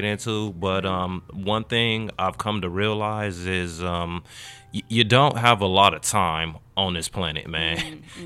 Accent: Hawthorne, California, United States; also born or lived in Gardena, California; I was actually born in the city of Gardena at Gardena Memorial Hospital, 1987. And from there, I've lived my entire life in the city of Hawthorne

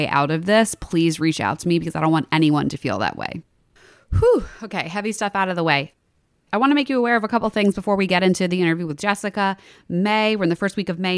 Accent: Philadelphia, Pennsylvania, United States; we're from Philadelphia.

